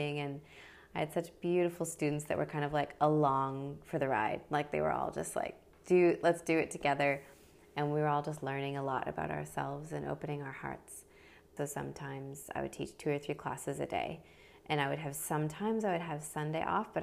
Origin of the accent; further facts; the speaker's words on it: Midwest, United States; moved away as an adult; also born or lived in Brisbane, Australia; now in Sunshine Coast, Australia; So I'm originally from the States. I grew up in the Midwest part of America.